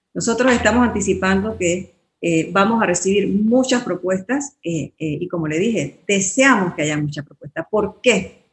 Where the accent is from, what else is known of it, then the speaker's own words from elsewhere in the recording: Panama; somos todos profesionales panameños